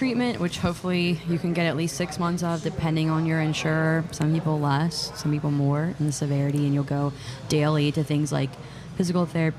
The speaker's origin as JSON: {"language": "English", "region": "Pennsylvania", "country": "United States", "tie": "born or raised there", "moved": "as an adult", "lives_now": "New Orleans, United States", "said": "Lived here for 9 years. I grew up in Pennsylvania."}